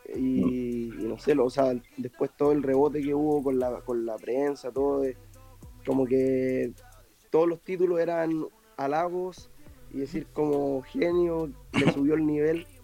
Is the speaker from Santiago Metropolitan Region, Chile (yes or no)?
yes; San Miguel, Santiago Metropolitan Region, Chile; yo vengo de San Miguel, de un barrio